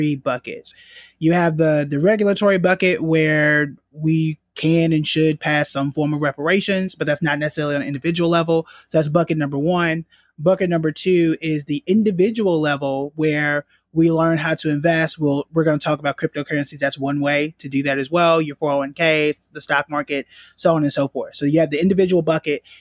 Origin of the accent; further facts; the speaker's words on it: Tulsa, Oklahoma, United States; I was born and raised in Tulsa, Oklahoma